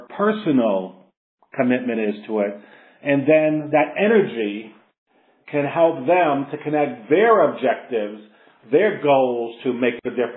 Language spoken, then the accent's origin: English; New York City, New York, United States; I grew up in the South Bronx. I grew up in the projects.